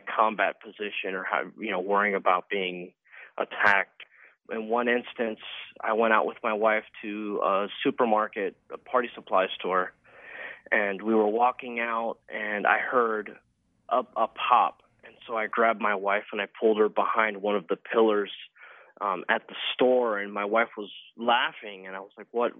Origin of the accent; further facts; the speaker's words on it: Fort Lauderdale, Florida, United States; from Fort Lauderdale, Florida.